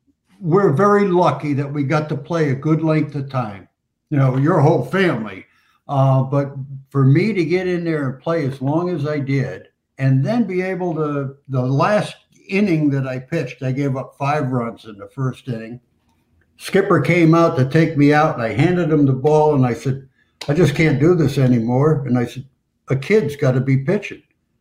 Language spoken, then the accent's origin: English; Hialeah, Florida, United States; So I grew up in Hialeah, Florida, went to Hialeah High School, get a chance to pitch for that team.